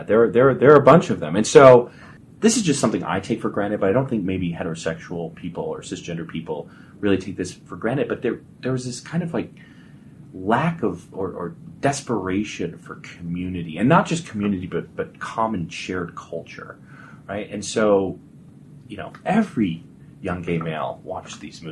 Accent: Colorado Springs, Colorado, United States; I grew up in Colorado Springs.

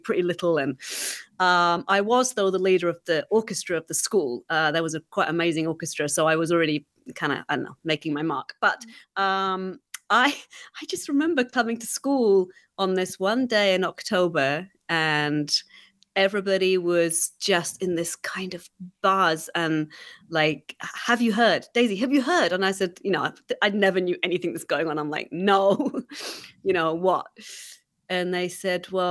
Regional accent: England, United Kingdom; moved away; growing up in England

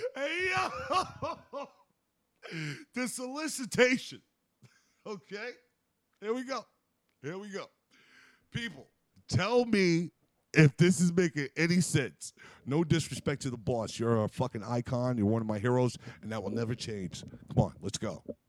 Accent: United States; I'm American

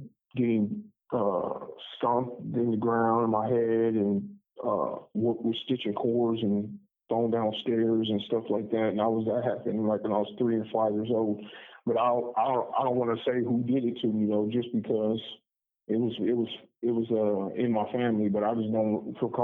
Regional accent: Omaha, Nebraska, United States; also born or lived in Denver, Colorado; I was born in Denver, Colorado, and I moved to Omaha when I was like 3 years old

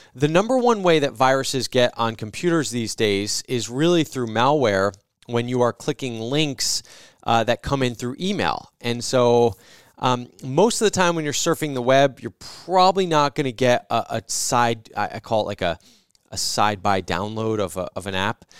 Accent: New Jersey, United States; When I grew up in New Jersey, we had service merchandise

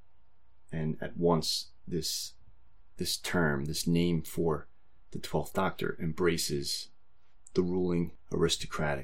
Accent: United States; I'm American

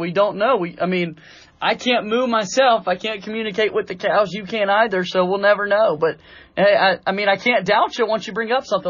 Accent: Asheville, North Carolina, United States; I'm from Asheville, North Carolina. I graduated from A.C. Reynolds High School.

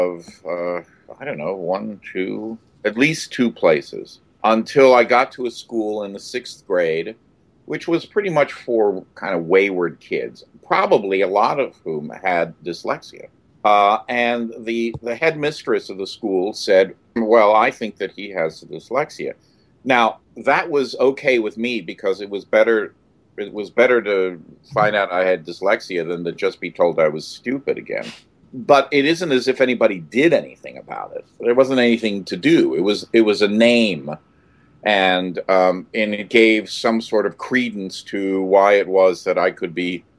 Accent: Philadelphia, Pennsylvania, United States; moved away as an adult; I grew up in Philadelphia. I grew up in Philadelphia, Center City, for the first, 7 or 8 years. And then my folks moved out to the suburbs

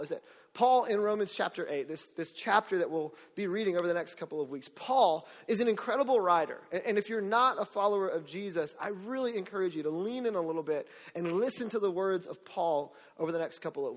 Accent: Orlando, Florida, United States; I'm from Orlando, so I've grown up with Hurricane Charlie

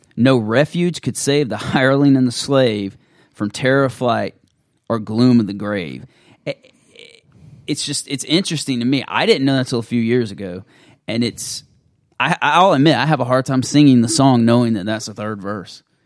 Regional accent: the American South, United States; being a Southerner

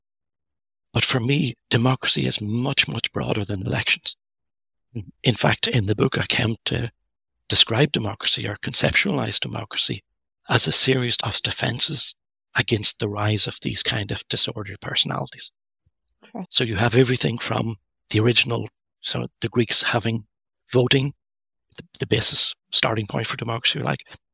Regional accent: Northern Ireland, United Kingdom; I grew up, I was born in Northern Ireland. I grew up there during the Troubles

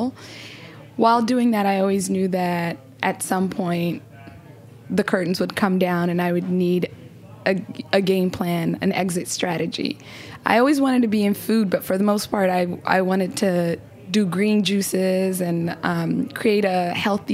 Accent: Somalia; now in United States; my home country

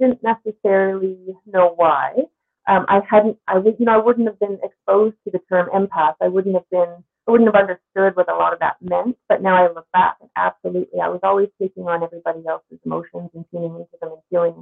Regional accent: Newfoundland and Labrador, Canada; born or raised there

